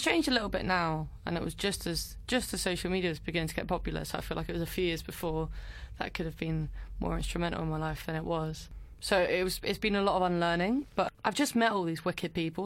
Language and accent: English; Brentwood, East of England, United Kingdom; moved away as an adult; now in London, United Kingdom; I was born in Brentwood in Essex, home of lots of the famous Towie things that people are quite well versed with these days. I grew up there until I was maybe eighteen